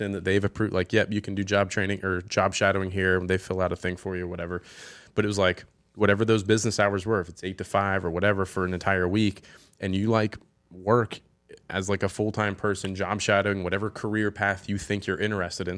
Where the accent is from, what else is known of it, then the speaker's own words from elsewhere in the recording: Hilton Head Island, South Carolina, United States; growing up here